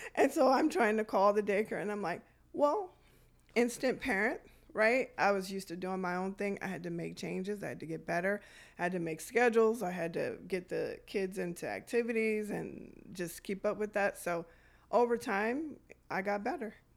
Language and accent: English; Detroit, Michigan, United States; I grew up in Detroit around the eighties